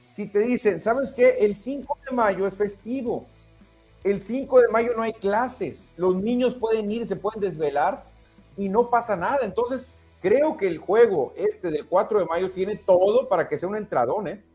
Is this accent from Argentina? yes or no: no; Mexico; Como buen mexicano, los mexicanos somos callejeros